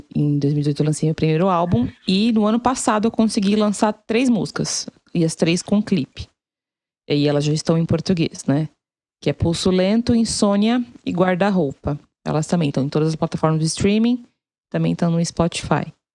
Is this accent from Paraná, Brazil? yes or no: no; Guarulhos, São Paulo, Brazil; sou de Guarulhos, a vida inteira em Guarulhos. Só que eu nasci, assim, nasci no Hospital Bom Clima, né? Mas eu nasci e fui criada ali na Vila Fátima